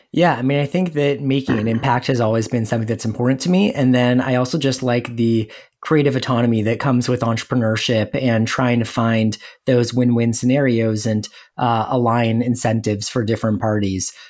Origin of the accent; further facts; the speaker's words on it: Los Angeles, California, United States; moved away as an adult; now in Saint Louis, United States; I'm originally from Los Angeles, and I came out to Saint Louis